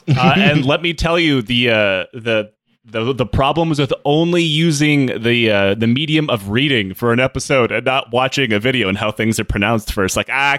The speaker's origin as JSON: {"language": "English", "town": "Detroit", "region": "Michigan", "country": "United States", "tie": "born or raised there", "said": "I grew up in Detroit, so there's no like Armenian Genocide Museum, and the Holocaust museums always kind of have like a nook dedicated to us."}